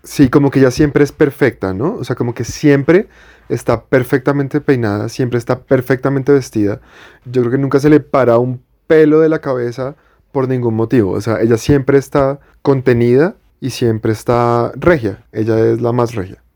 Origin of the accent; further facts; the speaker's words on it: Bogotá, Colombia; Yo soy Rolo de toda la vida. O sea, de que nací aquí y me he criado en Bogotá toda la vida